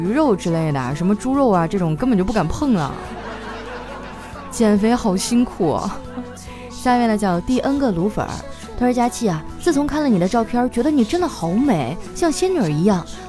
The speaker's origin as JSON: {"language": "Chinese", "town": "Qitaihe", "region": "Heilongjiang", "country": "China", "tie": "born or raised there", "moved": "yes", "said": "老乡啊，七台河。哎呀，我都好久没有回去了"}